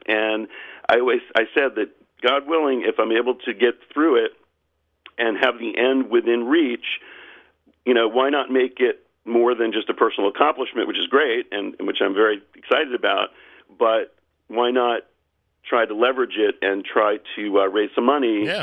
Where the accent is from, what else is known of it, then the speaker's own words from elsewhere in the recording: Charleston, South Carolina, United States; I've leaned in Charleston, South Carolina, my hometown